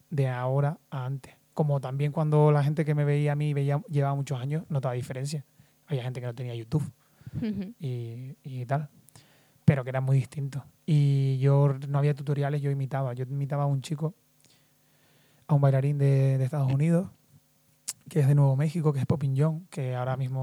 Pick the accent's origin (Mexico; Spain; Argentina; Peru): Spain; Lanzarote, Canary Islands; now in Madrid, Spain; vengo de las Islas Canarias, soy de Lanzarote.